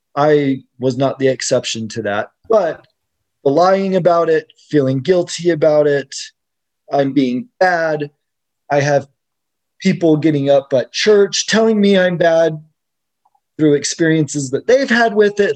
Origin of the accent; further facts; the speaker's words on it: Utah, United States; I grew up here in Utah